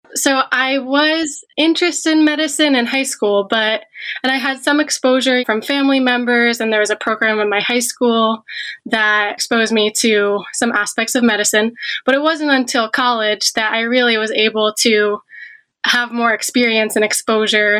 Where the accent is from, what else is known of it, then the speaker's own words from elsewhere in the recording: Media, Pennsylvania, United States; moved away as an adult; now in Michigan, United States; I'm from the Philadelphia area, a suburb of Philly called Media.